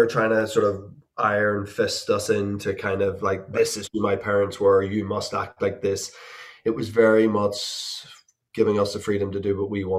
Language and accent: English; Belfast, Northern Ireland, United Kingdom; born or raised there